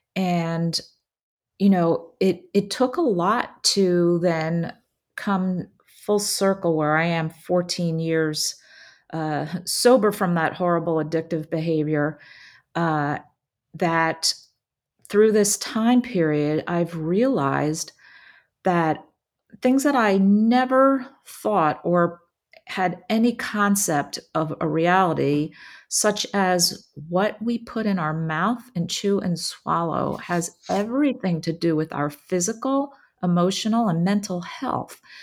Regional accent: New Jersey, United States; also born or lived in Philadelphia; I grew up in New Jersey and pretty much lived there my entire life.

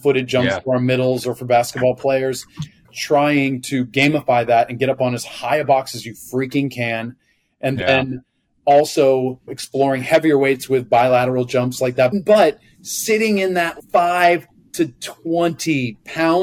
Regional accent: United States; moved away as an adult; also born or lived in China / Netherlands / Germany; being an American coach in the Netherlands

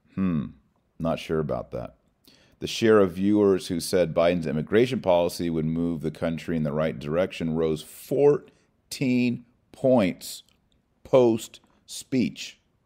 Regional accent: Texas, United States; I know I'm from Texas

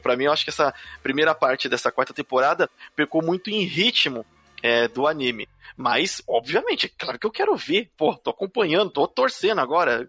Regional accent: Brazil; a gente, como brasileiros aqui

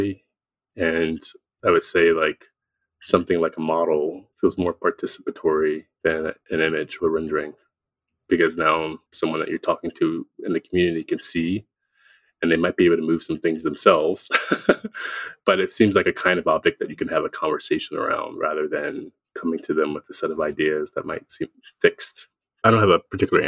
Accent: Philadelphia, Pennsylvania, United States; I grew up in Philadelphia in the kind of cultural consciousness of the city.

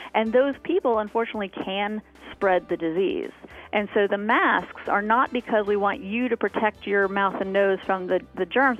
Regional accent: Florida, United States; moved away; I grew up in Florida

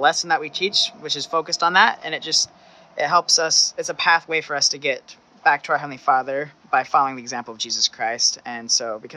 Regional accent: Selah, Washington, United States; moved away as an adult; I am from Washington State in a small town called Selah

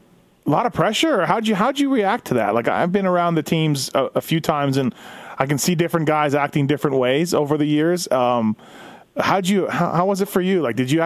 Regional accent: Canada; I'm Canadian, so I'm not even like red, white, and blue guy

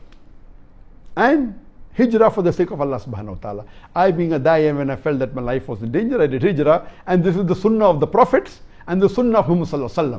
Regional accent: India; I'm an Indian Muslim

